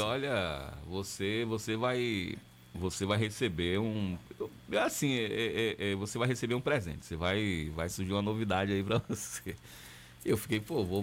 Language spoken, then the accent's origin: Portuguese; Camacan, Bahia, Brazil; moved away; minha cidade natal, cidade que eu tenho um carinho muito grande